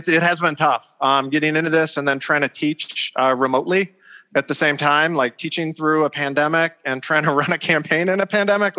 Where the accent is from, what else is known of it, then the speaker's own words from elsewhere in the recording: O'Fallon, Illinois, United States; moved away as an adult; now in Bloomington, United States; originally I'm from the St. Louis area. I grew up in O'Fallon, Illinois.